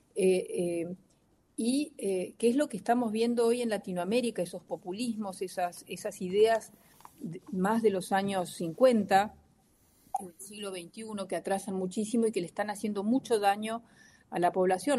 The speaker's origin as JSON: {"language": "Spanish", "country": "Argentina", "said": "como tantos argentinos"}